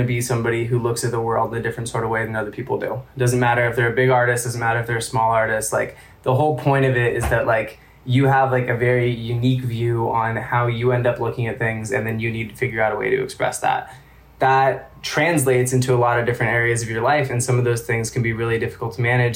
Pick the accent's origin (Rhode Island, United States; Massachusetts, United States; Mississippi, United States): Massachusetts, United States; Amherst; growing up in Amherst